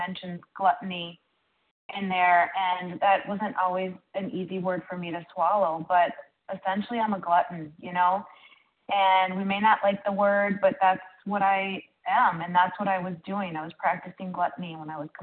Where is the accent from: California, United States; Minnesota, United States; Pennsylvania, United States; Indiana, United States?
Minnesota, United States; I'm from Minnesota